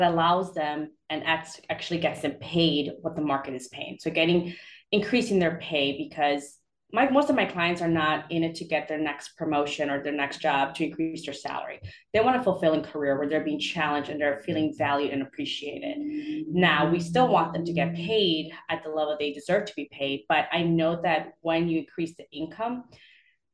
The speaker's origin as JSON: {"language": "English", "town": "Chicago", "region": "Illinois", "country": "United States", "tie": "born or raised there", "also_born_or_lived": "Guatemala", "moved": "as an adult", "lives_now": "Raleigh-Durham, United States", "said": "I was born in Guatemala and raised in Chicago. So I lived most of my life in Chicago, and now I'm living in the Raleigh-Durham area in North Carolina"}